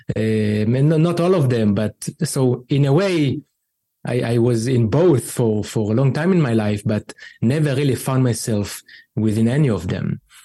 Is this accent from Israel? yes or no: yes; Israel; growing up in Israel